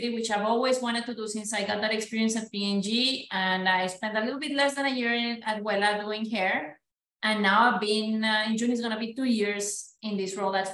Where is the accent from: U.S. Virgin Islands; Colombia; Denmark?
Colombia; moved away as an adult; also born or lived in Belgium; now in United States; I'm Colombian, born and raised, so proud Latina